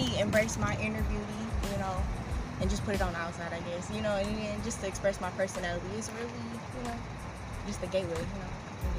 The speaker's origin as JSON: {"language": "English", "town": "Detroit", "region": "Michigan", "country": "United States", "tie": "born or raised there", "said": "I'm from Detroit. East side, born and raised, been here all my life for the most part. Went to high school in the suburbs"}